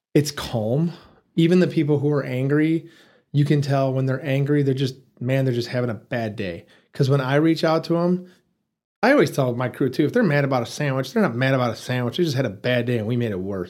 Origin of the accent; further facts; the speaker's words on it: Detroit, Michigan, United States; moved away as an adult; also born or lived in Muncie, Indiana; now in Amarillo, United States; Born and raised there.